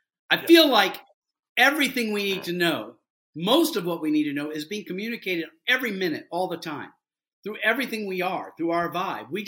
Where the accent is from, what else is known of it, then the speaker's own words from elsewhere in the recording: Deep South, United States; I developed that growing up in the Deep South